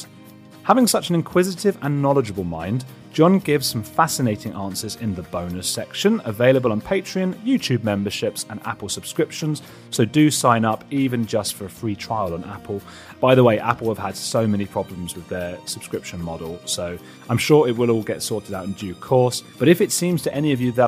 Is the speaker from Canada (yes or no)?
no; Watford, East of England, United Kingdom; I'm from Watford